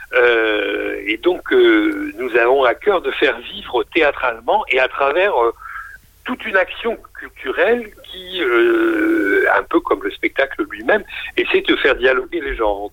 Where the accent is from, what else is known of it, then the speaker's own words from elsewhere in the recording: Lille, Hauts-de-France, France; moved away; j'ai passé mon enfance à Lille